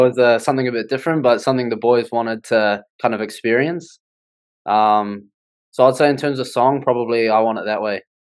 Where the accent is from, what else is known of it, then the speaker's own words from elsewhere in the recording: Wellington, New Zealand; I'm from Wellington